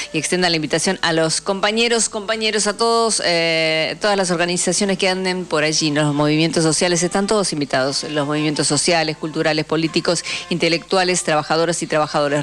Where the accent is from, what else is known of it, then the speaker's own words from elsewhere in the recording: Picunches department, Neuquén, Argentina; yo nací en un eh, departamento que se denomina Picunches, en la provincia de Neuquén